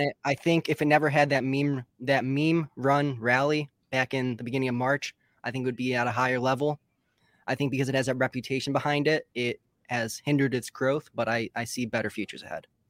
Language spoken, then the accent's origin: English; West Bloomfield, Michigan, United States; I'm from West Bloomfield, Michigan, which is about forty-five minutes outside of Detroit.